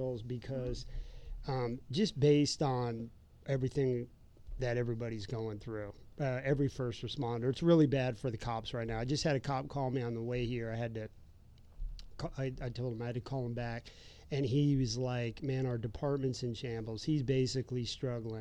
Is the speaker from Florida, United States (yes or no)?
yes; Florida, United States; living, growing up in Florida.